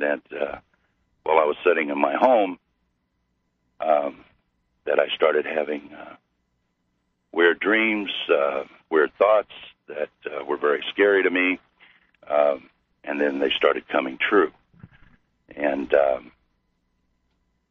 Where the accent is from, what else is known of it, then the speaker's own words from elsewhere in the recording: Missouri, United States; I'm from Missouri